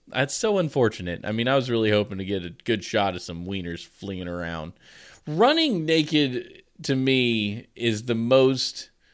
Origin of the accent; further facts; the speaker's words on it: the South, United States; I'm from the South.